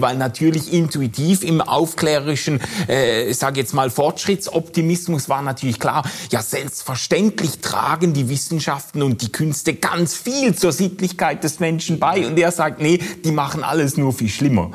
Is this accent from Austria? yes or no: no; Switzerland; bei uns in der Schweiz